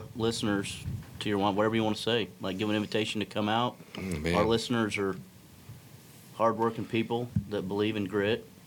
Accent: Texas, United States; Texans. We're from Texas

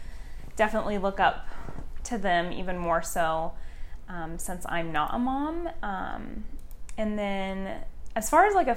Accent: Battle Ground, Washington, United States; moved away as an adult; also born or lived in Portland, Oregon / Vancouver, Washington; I was born in Portland, Oregon, lived in Vancouver, Washington until I was 5, and then we moved to a small country town in Washington called Battleground

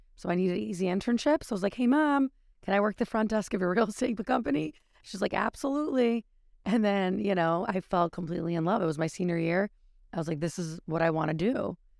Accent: Connecticut, United States; I'm a local from Connecticut

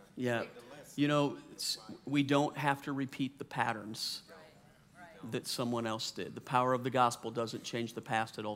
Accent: Louisiana, United States; also born or lived in New Orleans, Louisiana / San Diego, California / Slidell, Louisiana; I grew up in the South, Louisiana

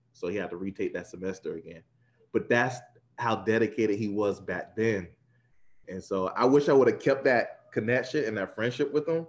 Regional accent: South Florida, United States; moved away as an adult; also born or lived in Tallahassee / North Carolina; South Florida guy, born and raised in South Florida. Went to school in Tallahassee.

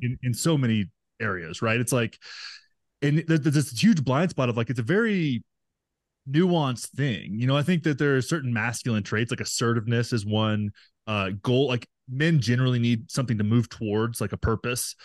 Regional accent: Graham, Texas, United States; moved away as an adult; also born or lived in Los Angeles; my hometown of nine thousand people in Texas, in Graham, Texas, little oil and cattle town

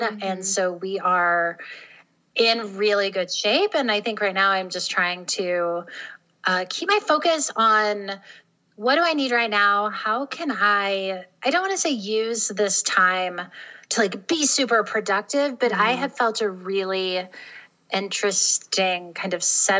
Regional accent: North Carolina, United States; also born or lived in Tennessee, United States; So I grew up in the South, in North and South Carolina and Tennessee, and I was raised by a single mom.

